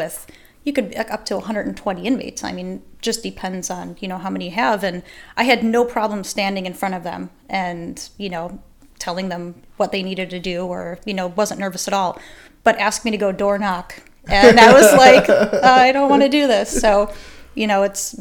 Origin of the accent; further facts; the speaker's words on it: Chicago, Illinois, United States; moved away; I'm originally from Chicago, South Side, and that's where my mom was a dispatcher. And so I grew up around it